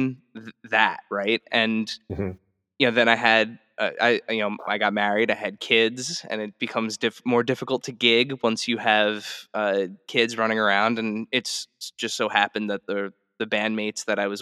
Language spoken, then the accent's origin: English; New Jersey, United States; We're both born and raised in New Jersey